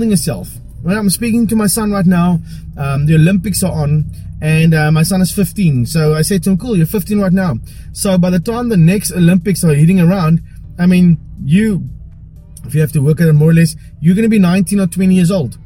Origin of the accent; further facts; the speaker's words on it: South Africa; I'm a boyke from Paro